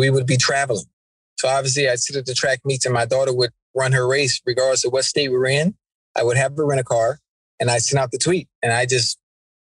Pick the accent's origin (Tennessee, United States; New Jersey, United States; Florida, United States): Florida, United States; Miami; I'm from Liberty City, which is an okay area